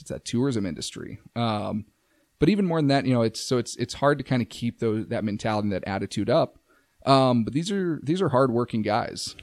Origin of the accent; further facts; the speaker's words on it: Safford, Arizona, United States; moved away; my hometown, Safford